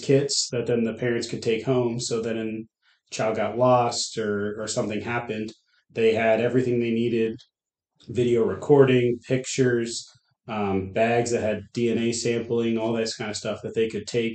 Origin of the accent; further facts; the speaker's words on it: Whitehall, Pennsylvania, United States; moved away as an adult; now in York, Nebraska, United States; I grew up in Whitehall, Pennsylvania. So that's about an hour north of Philly